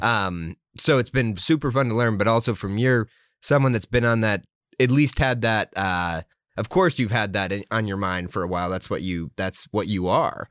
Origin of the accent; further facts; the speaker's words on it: Milo, Maine, United States; growing up in Milo, um, I knew Penobscot Nation was there